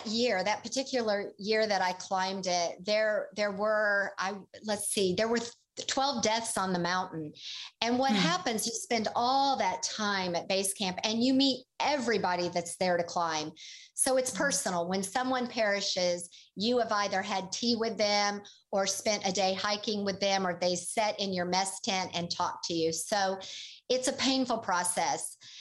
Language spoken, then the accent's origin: English; Oklahoma, United States; And he was from Missouri and I was from Oklahoma.